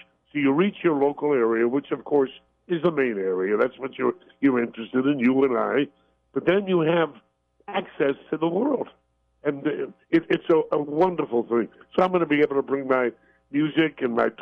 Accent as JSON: {"language": "English", "town": "New York City", "region": "New York", "country": "United States", "tie": "born or raised there", "said": "I was brought up in Brooklyn, New York"}